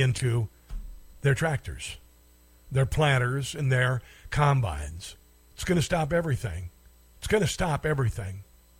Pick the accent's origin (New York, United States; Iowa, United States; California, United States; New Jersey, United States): Iowa, United States; Neola; I grew up in Iowa, I grew up in a little town called Neola, Iowa